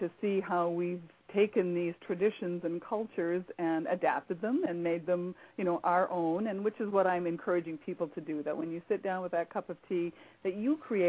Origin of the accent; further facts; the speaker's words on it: Canada; now in United States; I grew up in Canada, so I grew up a tea drinker from the time I was a child. And moving to the U.S.